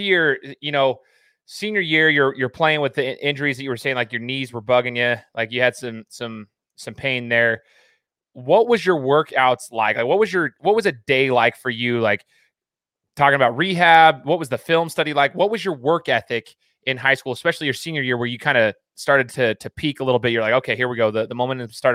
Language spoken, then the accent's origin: English; Idaho, United States; I'm from Idaho